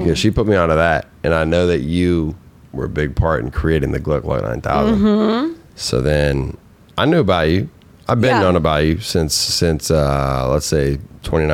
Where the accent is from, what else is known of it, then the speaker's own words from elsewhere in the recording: Minnesota, United States; I am from Minnesota. I'm a Midwest boy